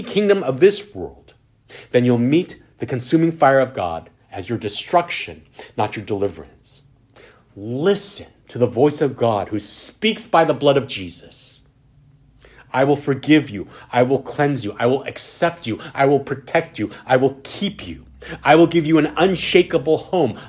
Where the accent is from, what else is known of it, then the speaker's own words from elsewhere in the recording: California, United States; As a Californian